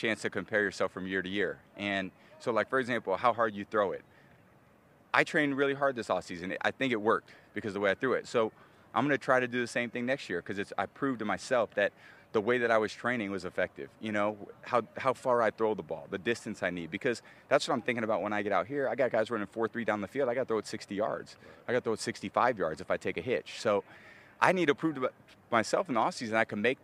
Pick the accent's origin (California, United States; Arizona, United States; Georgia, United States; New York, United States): California, United States; Northern; moved away as an adult; also born or lived in Michigan; me growing up in Northern Cal